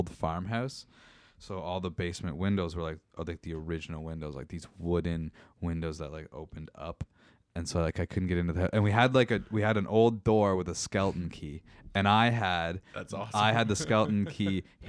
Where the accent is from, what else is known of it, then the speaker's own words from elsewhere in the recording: Meaford, Ontario, Canada; moved away as an adult; also born or lived in Kitchener; I'm originally from Meaford.